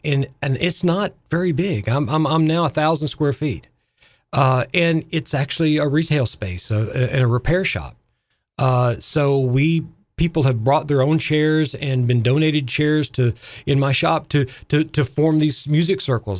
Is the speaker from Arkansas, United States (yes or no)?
yes; Arkansas, United States; moved away as an adult; now in Fairhaven, United States; I'm a Southerner. I'm from Arkansas